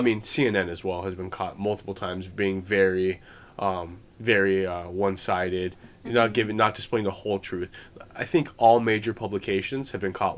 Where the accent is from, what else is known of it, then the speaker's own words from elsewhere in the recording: United States; as an American